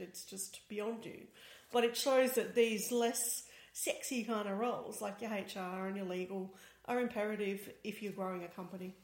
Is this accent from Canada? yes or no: no; Australia; accent: Australian; now in Berlin, Germany; as you can probably guess by my accent, I'm Australian